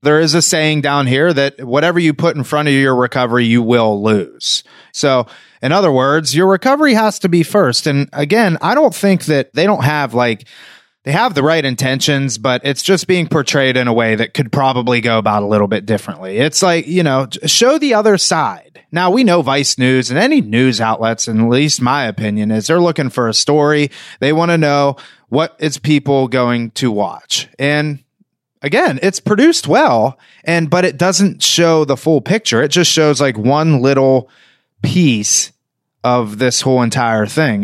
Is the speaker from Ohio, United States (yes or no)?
no; New Castle, Pennsylvania, United States; moved away as an adult; now in South Florida, United States